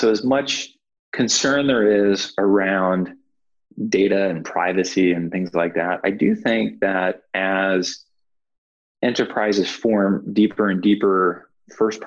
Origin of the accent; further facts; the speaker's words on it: Cleveland, Ohio, United States; moved away as an adult; now in California, United States; I'm from Cleveland, Ohio, which I think is a great place to grow up